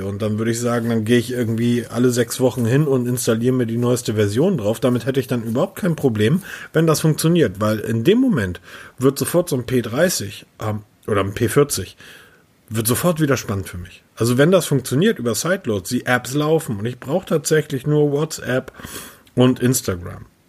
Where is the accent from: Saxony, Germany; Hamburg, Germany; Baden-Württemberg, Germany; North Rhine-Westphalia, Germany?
Hamburg, Germany; ich bin Hamburger